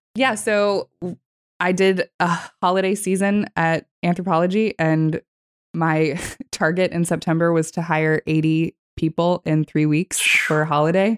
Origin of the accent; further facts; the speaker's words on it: California, United States; moved away; also born or lived in Texas; I was born in Texas and actually primarily grew up in California. I lived in California from the age of ten until I was nineteen